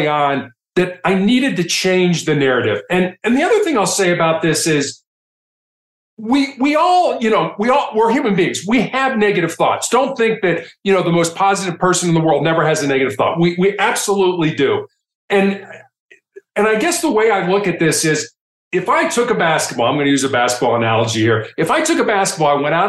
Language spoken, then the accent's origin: English; Chicago, Illinois, United States; growing up in Chicago